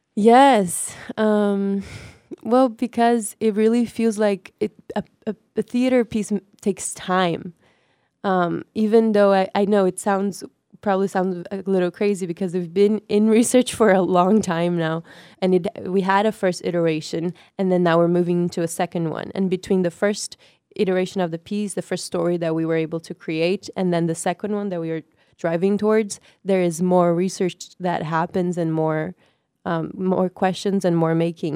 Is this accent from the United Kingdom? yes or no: no; Brazil; moved away as an adult; also born or lived in North Carolina; now in New York, United States; I am born and raised in Brazil. I came to the U.S. six years ago um, to study in North Carolina.